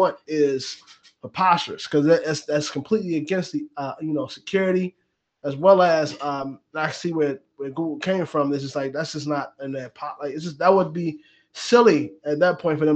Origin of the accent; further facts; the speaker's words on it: United States; I'm so American